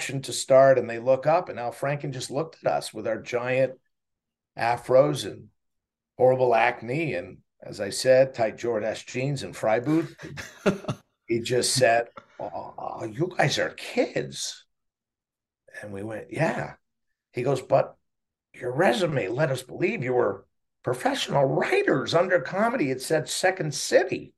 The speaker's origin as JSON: {"language": "English", "town": "Montreal", "region": "Quebec", "country": "Canada", "tie": "born or raised there", "moved": "yes", "said": "I had a buddy in Montreal where I grew up in Montreal, Canada"}